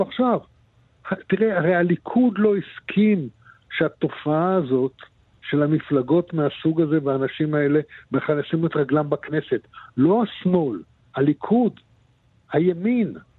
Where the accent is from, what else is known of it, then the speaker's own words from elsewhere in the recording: Israel; אני נולדתי פה, אני אשאר פה ואני אסיים את חיי פה